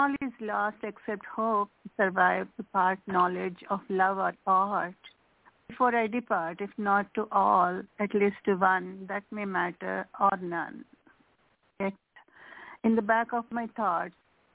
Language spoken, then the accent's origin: English; India; English is a second language; moved away; I'm physically from India, but my mind, my soul is from here, from this land